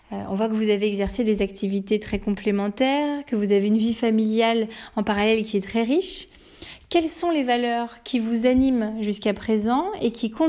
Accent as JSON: {"language": "French", "country": "Switzerland", "also_born_or_lived": "Paris, France", "said": "je suis suisse"}